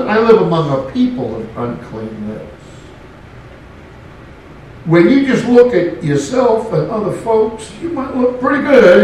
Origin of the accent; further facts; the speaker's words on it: West Coast, United States; also born or lived in Louisiana / Tennessee; now in Arkansas, United States; Growing up on the West Coast